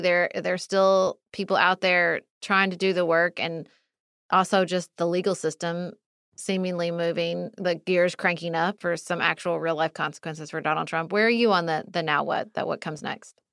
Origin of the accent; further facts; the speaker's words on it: Kentucky, United States; moved away; also born or lived in Washington, D.C.; I lived, I grew up in Kentucky.